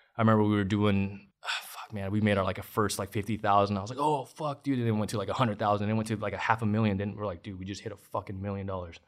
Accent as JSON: {"language": "English", "town": "Long Beach", "region": "California", "country": "United States", "tie": "born or raised there", "said": "in East Side Long Beach, yeah. I was born and raised in East Side"}